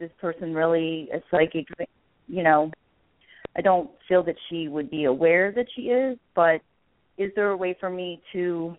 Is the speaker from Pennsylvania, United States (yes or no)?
yes; Pennsylvania, United States; I'm from Pennsylvania, but I've